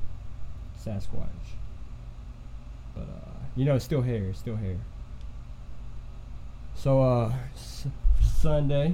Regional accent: Alabama, United States; I'm from Alabama, in Price, Alabama

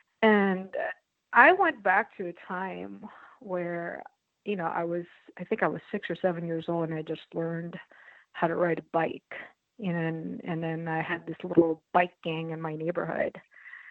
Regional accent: New York City, New York, United States; born or raised there; also born or lived in Philippines

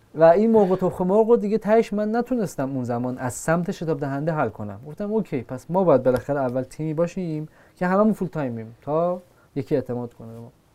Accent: Iran; ما که ایرانیم

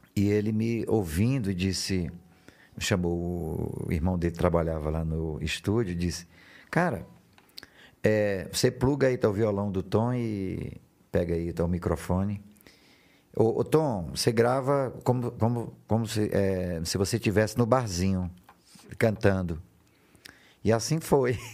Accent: São João dos Patos, Maranhão, Brazil; moved away; also born or lived in São Luís; São João dos Patos, onde, onde, onde eu comecei, que é a minha terra. Depois eu, eu, eu me mudei para São Luís.

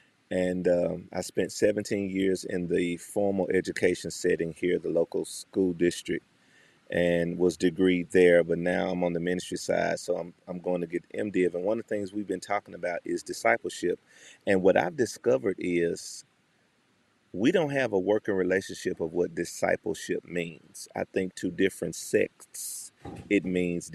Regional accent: Memphis, Tennessee, United States; from Memphis, Tennessee, born and bred

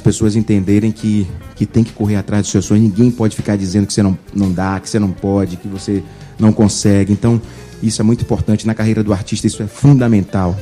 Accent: Bahia, Brazil; nós somos baianos, nós sabemos onde o calo aperta e eu tenho muito orgulho de ter nascido na Bahia, de ser nordestino

